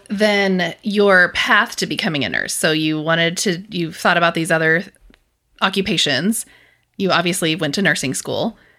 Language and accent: English; western Kansas, United States; moved away; my hometown's very similar to your hometown. like farming routes. Um, there's a lot of cattle in western Kansas